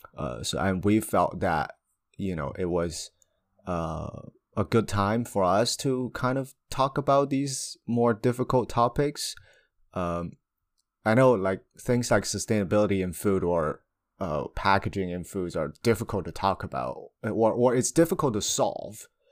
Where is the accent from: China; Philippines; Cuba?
China; moved away; I come from China